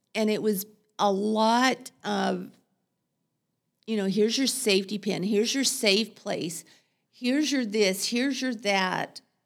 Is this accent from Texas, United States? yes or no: yes; Texas, United States; moved away as an adult; also born or lived in Seattle, United States; now in Portland, United States; I'm a Texan